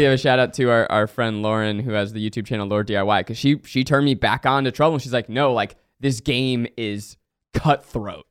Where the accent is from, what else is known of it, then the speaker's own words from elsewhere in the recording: New York, United States; I grew up in New York.